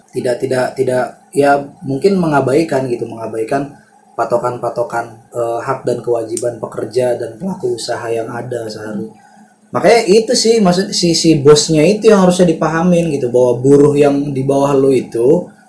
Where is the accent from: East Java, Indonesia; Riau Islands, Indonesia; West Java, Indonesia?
West Java, Indonesia; Subang; moved away; di masyarakat gue tuh di kampung gue di Subang sana